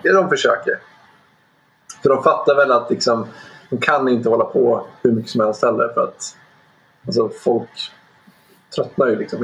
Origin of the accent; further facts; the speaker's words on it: Dalarna County, Sweden; moved away; jag har en, ehm, kompis som jag växte upp med uppe i Dalarna